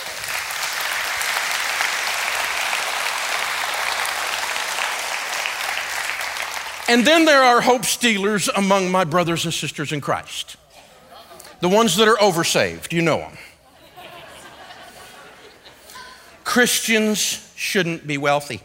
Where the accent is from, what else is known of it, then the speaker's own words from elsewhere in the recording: Antioch, Tennessee, United States; I'm from Antioch, Tennessee